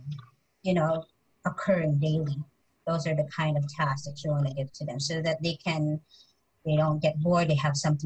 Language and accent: English; Philippines; as a Filipino